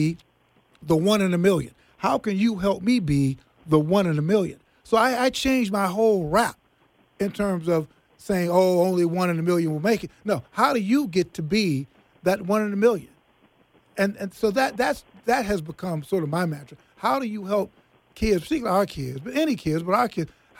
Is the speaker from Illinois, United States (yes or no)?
yes; Chicago, Illinois, United States; when I was, you know, 15 years old growing up in Chicago and Harlan High School